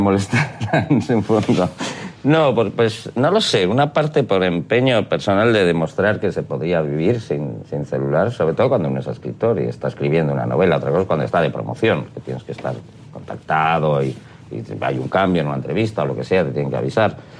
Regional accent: Spain; en mi país

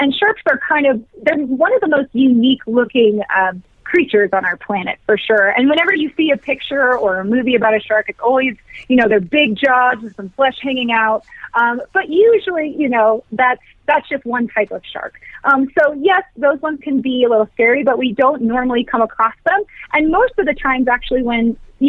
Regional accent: Virginia, United States; now in Colorado, United States; I grew up in Virginia

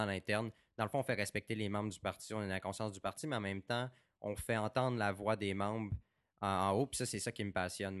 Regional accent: Saguenay, Quebec, Canada; also born or lived in Baie-Comeau; je suis né à Québec, j'ai grandi au Saguenay puis à Bécomo

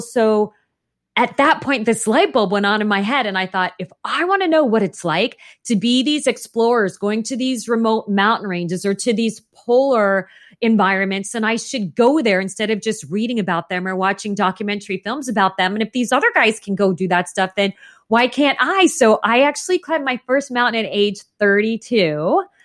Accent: Phoenix, Arizona, United States; I grew up in Phoenix, Arizona, and as you can imagine, it is oppressively hot there

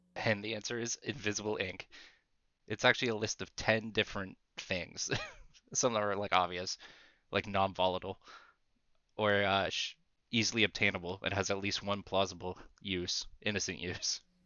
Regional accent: Canada; as a Canadian

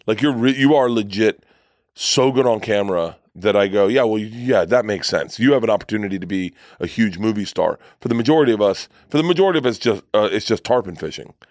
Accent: Florida, United States; I grew up in Florida

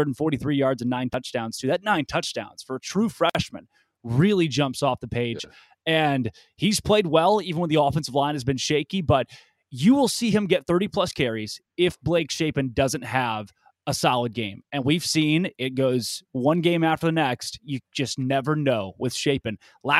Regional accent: Arkansas, United States; Hey, I grew up in Arkansas. I've seen mud before.

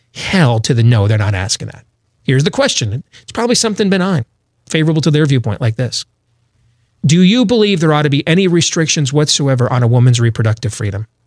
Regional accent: Iowa, United States; my home state of Iowa

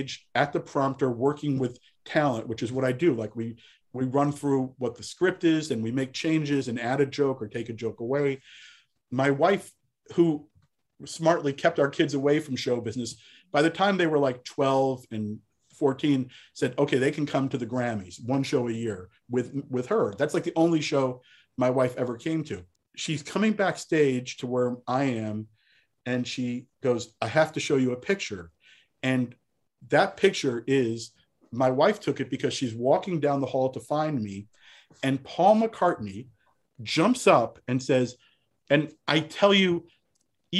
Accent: New Jersey, United States; I am from New Jersey

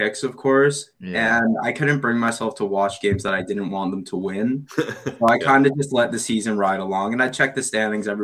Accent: Toronto, Ontario, Canada; I was born in Toronto, but my dad is from Ottawa and my grandparents

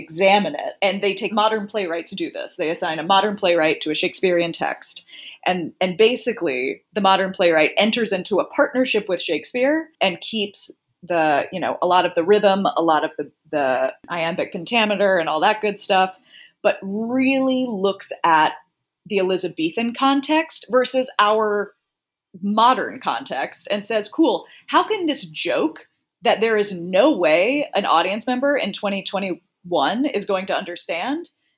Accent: Greenville, South Carolina, United States; moved away; my hometown in Greenville, South Carolina

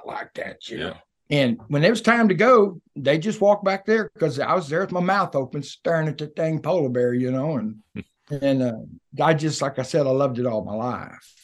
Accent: Levelland, Texas, United States; also born or lived in California; When I was a kid, I was born in West Texas outside of Lubbock in a little place called Leveland

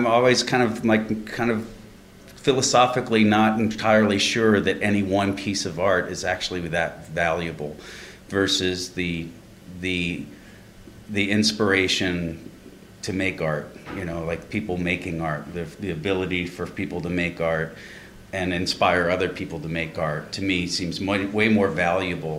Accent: Midwest, United States; a guy growing up in the Midwest

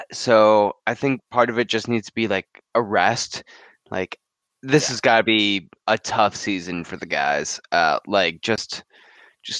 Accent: Western New York, United States; now in Arizona, United States; I grew up in Western New York

